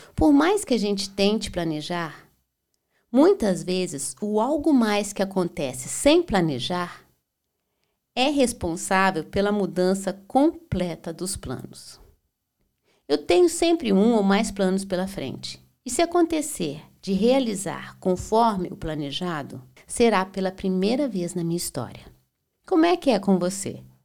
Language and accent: Portuguese; Belo Horizonte, Minas Gerais, Brazil; also born or lived in Berlin, Germany; now in Florianópolis, Brazil; Eu sou mineira de Belo Horizonte